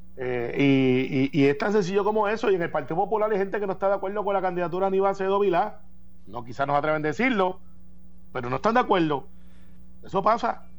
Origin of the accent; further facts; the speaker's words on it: Puerto Rico; also born or lived in United States; Porque nosotros somos puertorriqueños, somos ciudadanos americanos, pero somos también puertorriqueños.